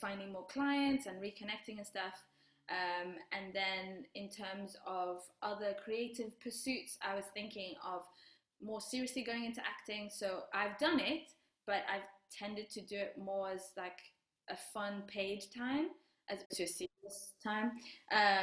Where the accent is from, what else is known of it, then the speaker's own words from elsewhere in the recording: Rwanda; I'm from Rwanda